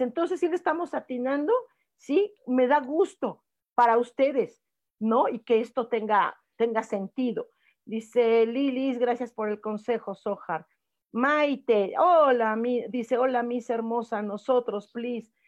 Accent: Mexico; los mexicanos somos pelados, somos groseros

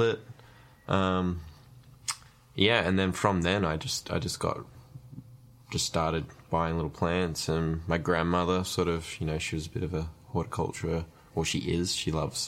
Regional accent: Australia; We're in Australia

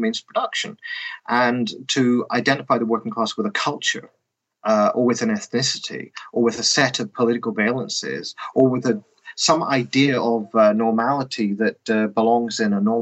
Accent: Northern Ireland, United Kingdom; moved away; I grew up in the Protestant part of Northern Ireland

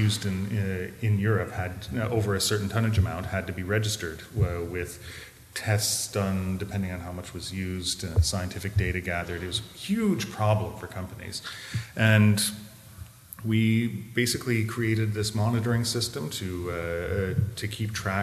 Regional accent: Canada; moved away as an adult; also born or lived in Montreal, Canada; now in Berlin, Germany; I'm from Canada originally, and I was 15 years in Montreal.

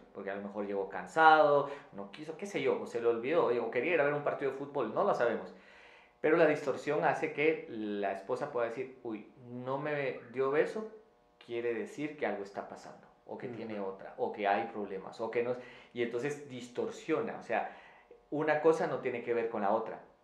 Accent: Quetzaltenango, Guatemala; en la ciudad donde yo, de donde yo vengo, en Quetzaltenango, en Guatemala

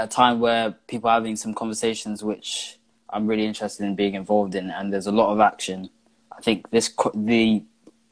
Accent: London, United Kingdom; I'm from Camden, I'm an activist

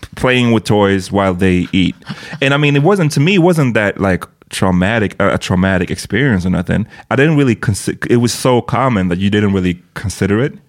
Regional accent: Sweden; I'm born in Sweden.

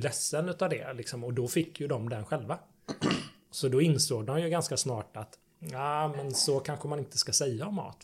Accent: between Varberg and Falkenberg, Halland County, Sweden; moved away as an adult; also born or lived in Gothenburg; jag kommer från en gård i Sibba mellan Varberg och Falkenberg. Så jag är mm. -hmm. bondson

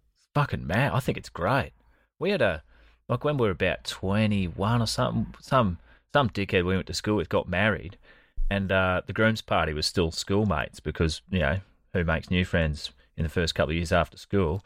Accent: Australia; as an Australian

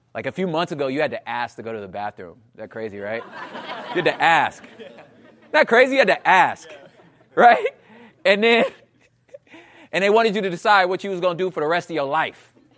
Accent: Los Angeles, California, United States; also born or lived in Portland / Oakland; I'm from South Central Los Angeles, um, and in and around California, the L A area, I've been there for most of my life

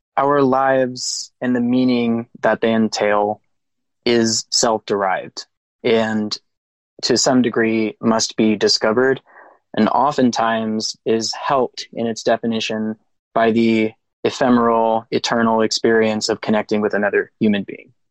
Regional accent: Texas, United States; I'm from Texas

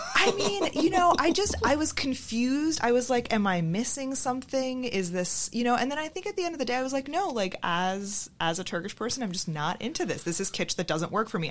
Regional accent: Boston, Massachusetts, United States; I'm from Boston

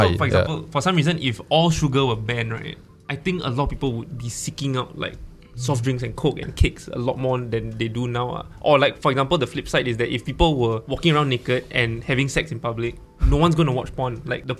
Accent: Malaysia; I'm Malaysian, so I'm particularly like invested in this.

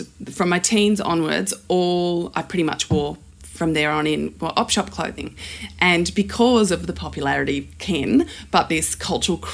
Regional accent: Australia; also born or lived in South Africa; I migrated to Australia in 1982. From South Africa. And so I think that part of growing up in Australia and us being a new, young migrant family

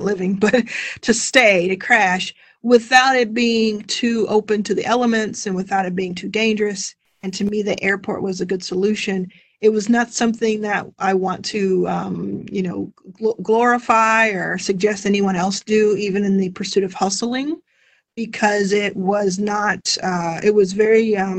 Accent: Texas, United States; moved away as an adult; now in Los Angeles, United States; I live in Los Angeles now. I grew up in Texas

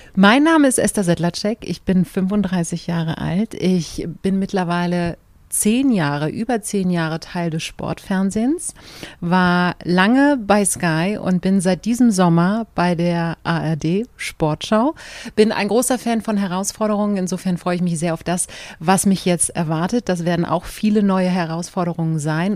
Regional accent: Berlin, Germany; für mich kam damals überhaupt nicht in Frage, meine Heimat zu verlassen

